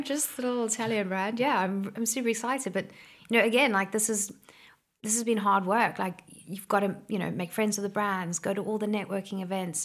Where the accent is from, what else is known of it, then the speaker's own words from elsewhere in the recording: Somerset West, Western Cape, South Africa; I'm from Somerset West in Cape Town. It was a no man's land when I was a kid.